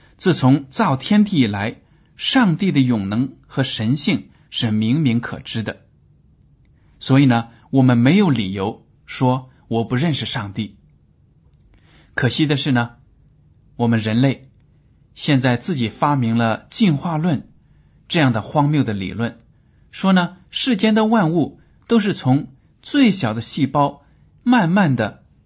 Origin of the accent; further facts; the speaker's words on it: China; 我们中国人